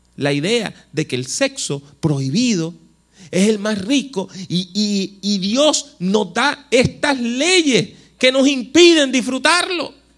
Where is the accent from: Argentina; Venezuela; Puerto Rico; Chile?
Puerto Rico; also born or lived in United States / Costa Rica; yo soy puertorriqueño